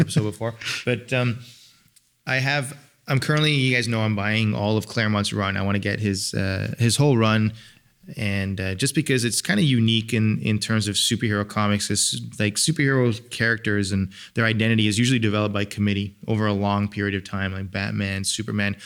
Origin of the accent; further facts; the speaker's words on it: England, United Kingdom; moved away; I'm from England